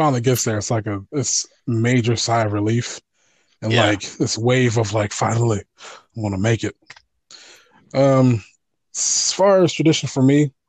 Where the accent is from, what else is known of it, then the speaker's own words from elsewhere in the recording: Pennsylvania, United States; I'm from Pennsylvania, and Pennsylvania is not the most cold, but we have our fair share. We get snow.